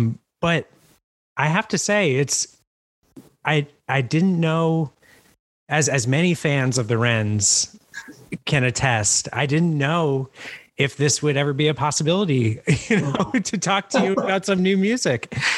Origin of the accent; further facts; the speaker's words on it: outside Vermont, United States; now in Philadelphia, United States; we live in Philadelphia now and I grew up kind of outside Vermont.